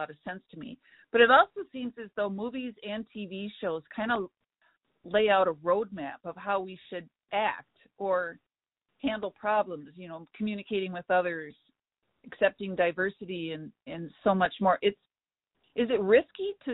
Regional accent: Midwest, United States; I'm from the Midwest

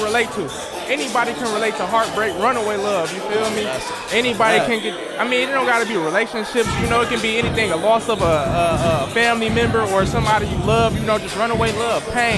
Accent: Inkster, Michigan, United States; I'm from Inkster.

